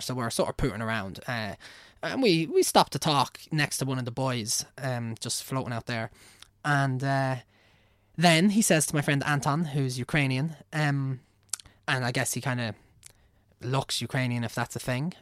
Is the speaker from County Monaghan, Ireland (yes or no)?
no; Navan, County Meath, Ireland; accent: Navan; also born or lived in Kildare / England; I'm Irish, and I've lived in Ireland, like, all my life.